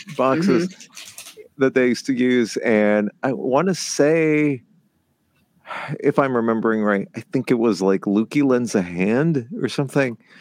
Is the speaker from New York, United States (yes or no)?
no; Southern California, United States; I grew up in Southern California